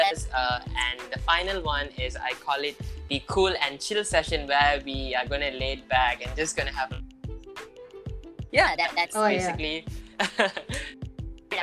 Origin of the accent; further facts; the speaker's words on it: Malaysia; Young person myself as a Malaysian Indian